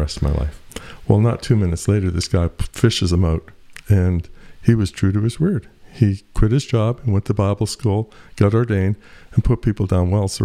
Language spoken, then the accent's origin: English; Eastern Canada, Canada; I come from Eastern Canada, eh?